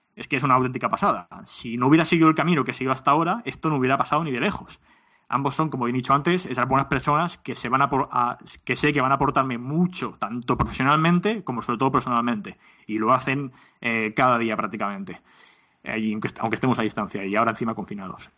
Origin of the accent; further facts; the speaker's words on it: Alicante, Valencian Community, Spain; tanto mi socio como yo, eh, mi socio Berna como yo, eh, somos de Alicante